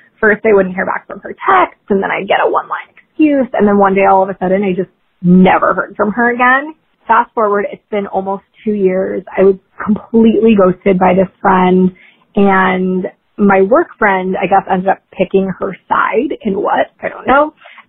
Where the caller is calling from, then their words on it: New York, United States; I'm calling from New York